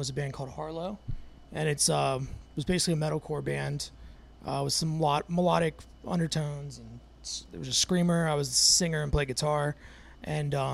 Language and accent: English; Jacksonville, Florida, United States; I grew up in Jacksonville, out towards the beaches.